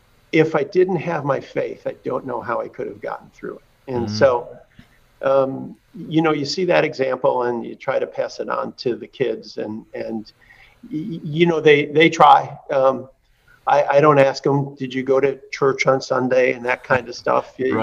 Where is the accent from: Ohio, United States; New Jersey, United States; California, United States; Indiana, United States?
Indiana, United States; Hagerstown; I'll throw this in as a promo for my home state, Hagerstown, Indiana, Little League team was